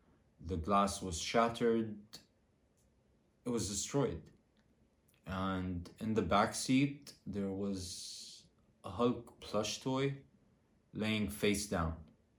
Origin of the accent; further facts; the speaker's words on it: Beirut, Beirut Governorate, Lebanon; now in Turkey; I am from Beirut, Lebanon, and I have recently relocated to Turkey.